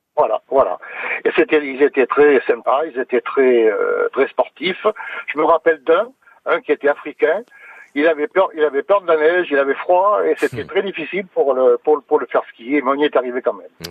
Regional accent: France; also born or lived in Clermont-Ferrand; j'étais d'Auvergne-Limousin

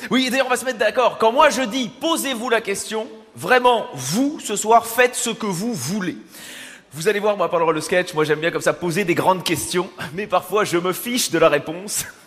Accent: Belgium; je suis belge

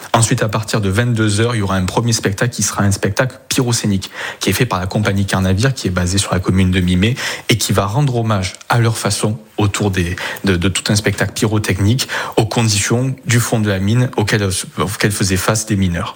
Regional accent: Provence-Alpes-Côte d'Azur, France; chez nous en Provence

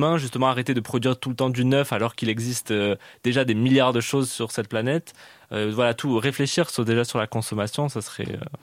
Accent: Canada; moved away; J'ai grandi au Canada

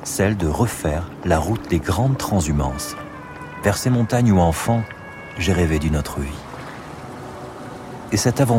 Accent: Paris, Île-de-France, France; born there; Je suis né à Paris.

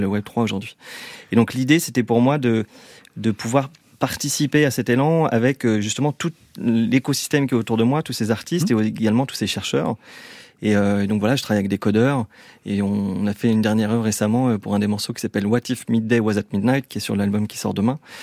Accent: Lyon, Auvergne-Rhône-Alpes, France; moved away as an adult; now in Vallée de Chevreuse, France

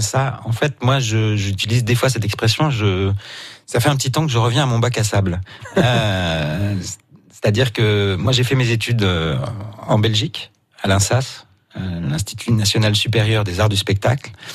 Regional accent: Marseille, Provence-Alpes-Côte d'Azur, France; je suis né à Marseille, euh, je suis né en Provence

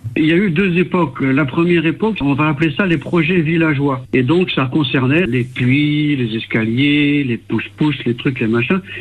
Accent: France; nous sommes natifs de la baie du Mont-Saint-Michel

